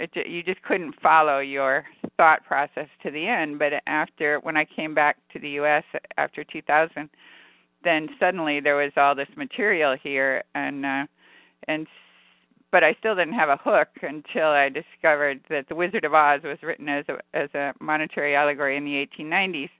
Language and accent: English; California, United States; I'm from California